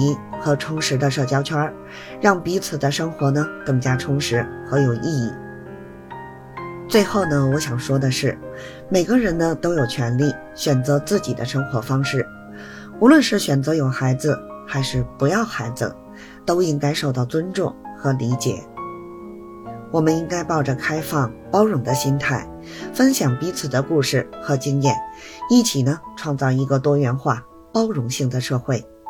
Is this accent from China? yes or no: yes; Beijing, China; 谢谢大家收听我的播客节目，